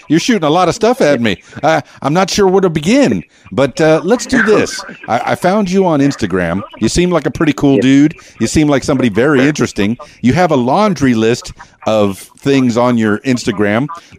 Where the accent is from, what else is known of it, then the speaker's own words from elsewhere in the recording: Miami, Florida, United States; now in Arkansas, United States; I come from Miami, yeah. so I know about the ocean. I come from the Florida Keys, which is where Keys Dan came from